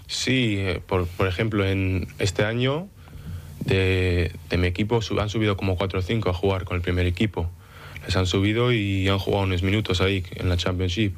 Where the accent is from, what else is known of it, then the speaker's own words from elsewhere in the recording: Manchester, North West England, United Kingdom; also born or lived in Dénia, Spain / Oviedo, Spain; now in London, United Kingdom; me nací en Denia eh, y con 6, 7 años me moví a Manchester, en Inglaterra, con mi madre